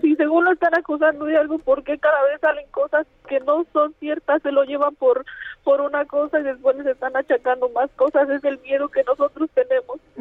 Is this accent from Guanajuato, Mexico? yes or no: yes; a small ranch near Yuriria, Guanajuato, Mexico; yo soy de, de Loma de cuál es un ranchito, un ranchito cerca de Yuridia